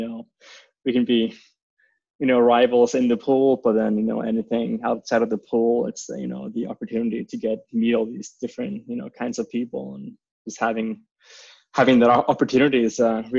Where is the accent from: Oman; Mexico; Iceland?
Iceland; Well, this is actually funny. We have a lot of swimming pool in Iceland.